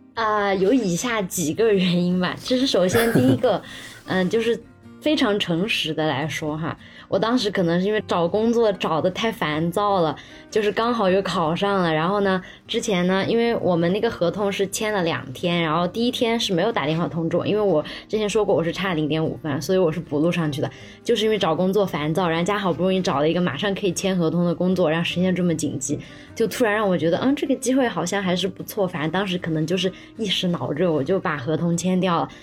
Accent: Sichuan, China; moved away as an adult; also born or lived in Beijing; 碰到了一个四川老乡

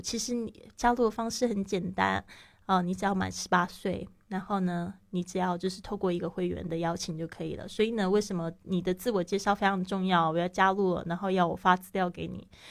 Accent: Taiwan; moved away as an adult; also born or lived in Shanghai, China; now in Spain; 像我是来自台湾

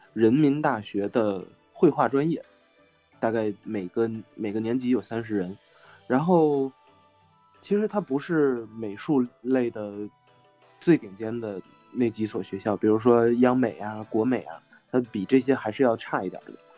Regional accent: Northeast China, China; 因为我是一个东北人，我还真的占便宜了，因为我家乡的教学质量不好，所以有我发挥的空间。

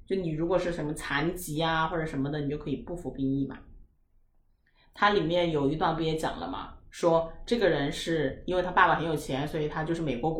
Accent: Sichuan, China; 因为我都是四川人，回成都生的小孩

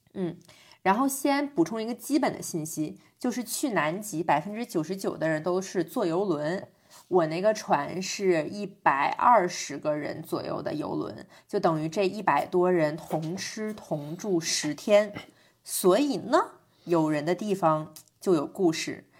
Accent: China; 我是中国人

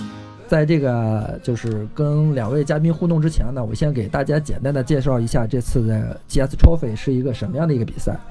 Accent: China; 要挑战一下，然后不能给我们中国人丢脸。

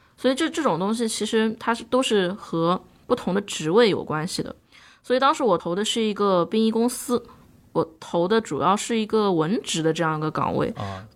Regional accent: Chongming Island, Shanghai, China; 我的家乡是在上海的崇明岛

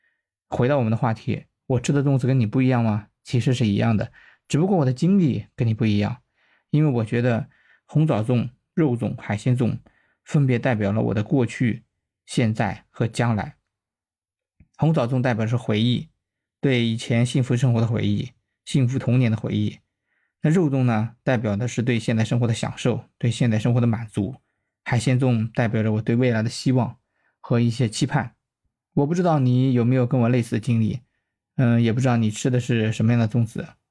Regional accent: Shandong Peninsula, China; 我呢是出生在山东半岛的一个小镇上，这个镇的经济还可以，自称为齐鲁五大古镇之一。

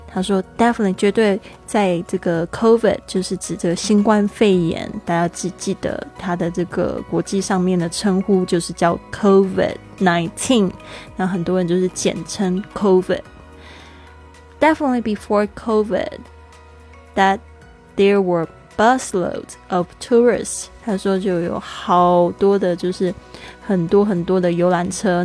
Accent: Kaohsiung, Taiwan; 高雄，我的家乡，事实上真的是一个非常好的城市，有海，有山

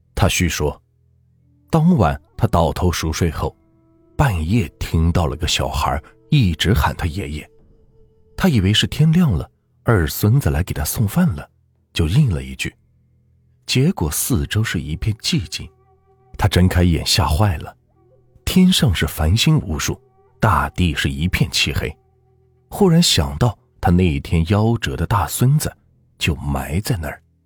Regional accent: Anhui, China; 我小时候一直生活在安徽平原地区农村，农村的地区人口稀薄

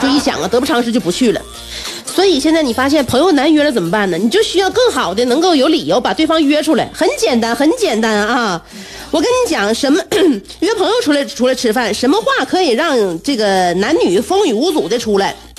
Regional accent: Northeast China, China; 过瘾就是我们东北人追求的最高境界

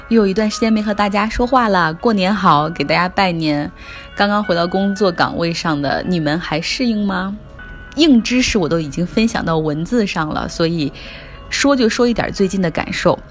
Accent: China; 我们中国人

